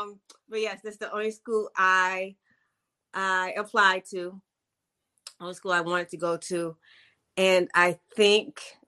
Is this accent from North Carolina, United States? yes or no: no; Hawaii, United States; born there; I am the daughter of a New York woman and a Jamaican man. And I was born in Hawaii.